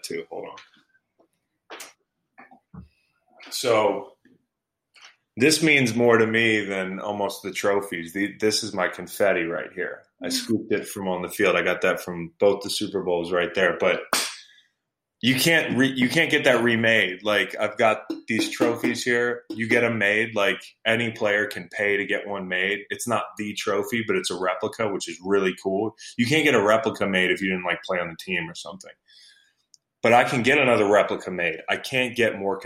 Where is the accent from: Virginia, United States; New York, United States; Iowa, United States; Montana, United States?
Virginia, United States; And I grew up in Virginia. I still live in Virginia